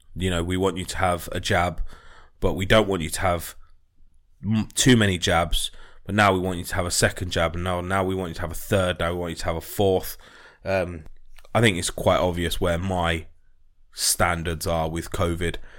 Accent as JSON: {"language": "English", "country": "United Kingdom"}